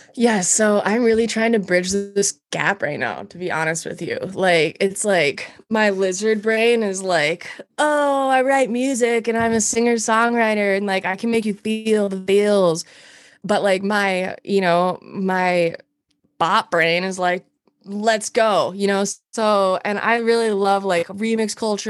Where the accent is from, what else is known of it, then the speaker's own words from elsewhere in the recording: Montana, United States; moved away as an adult; also born or lived in Alaska; now in Minneapolis, United States; I'm from Montana originally. I moved here when I was well, I moved from Montana to Alaska when I was 19